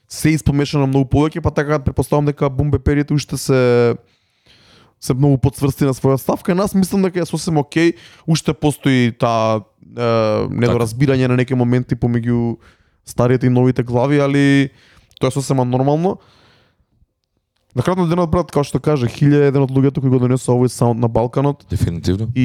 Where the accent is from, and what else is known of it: North Macedonia